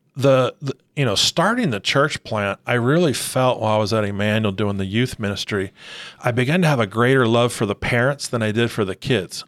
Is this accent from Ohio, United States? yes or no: no; Arizona, United States; now in Rancho Cucamonga, United States; growing up in Arizona, grew up in a Christian home